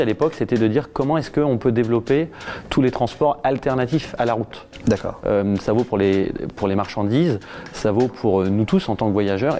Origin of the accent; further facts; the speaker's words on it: Le Havre, Normandy, France; also born or lived in Harfleur; C'est là où je suis né, c'est là où j'ai grandi, c'est là où j'ai encore toutes mes attaches